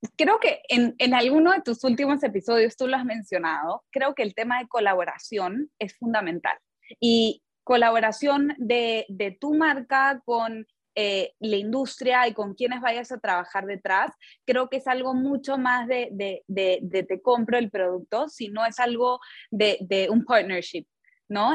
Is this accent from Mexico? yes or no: no; Peru; yo, bueno, crecí en Perú